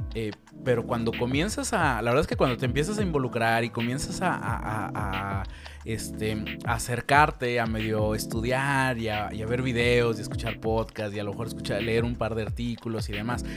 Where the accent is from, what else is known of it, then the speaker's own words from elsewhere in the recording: Mexico; somos mexicanos